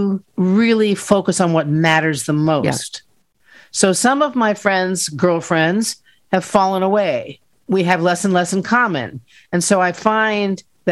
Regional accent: Arlington, Virginia, United States; I was raised in Arlington, Virginia, in a wonderful little neighborhood

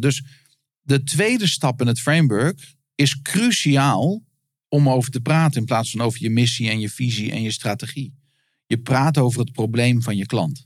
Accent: Netherlands; ik als Nederlander

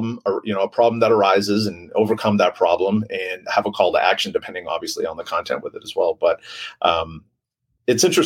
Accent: Maine, United States; now in San Diego, United States; I'm from Maine

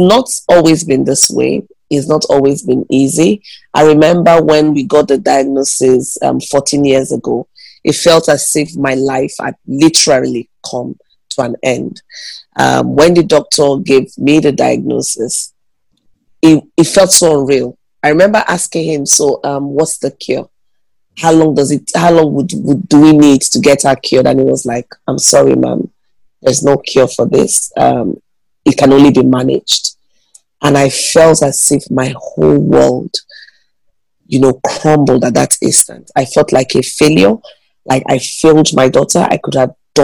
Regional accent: Nigeria; I'm a Nigerian. I live in Enugu, Nigeria.

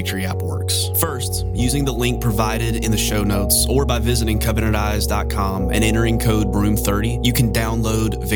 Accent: South Carolina, United States; Almost exactly 100 miles east of my hometown, in the same state of South Carolina

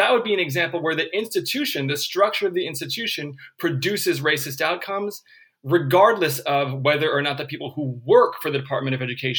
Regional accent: California, United States; Well, I'm from California, and I'm a man.

